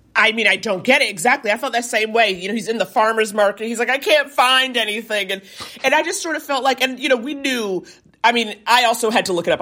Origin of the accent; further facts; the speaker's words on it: New York, United States; I was born and raised in New York